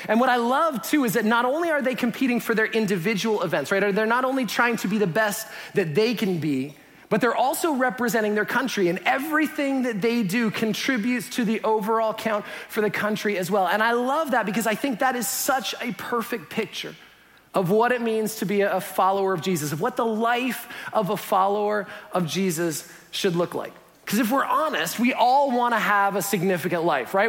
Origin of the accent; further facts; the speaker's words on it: Canada; moved away; being Canadian